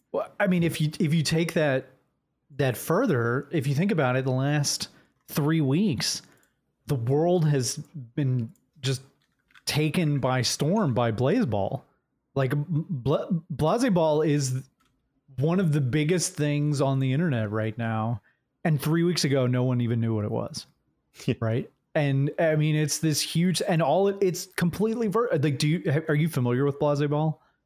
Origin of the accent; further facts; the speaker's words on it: Jacksonville, Florida, United States; moved away; I was born right near Jacksonville. Uh, I grew up in Jacksonville